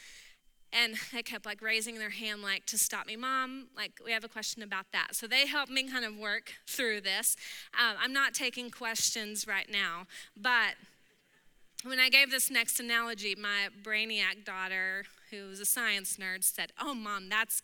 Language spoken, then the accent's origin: English; Texas, United States; I'm from Texas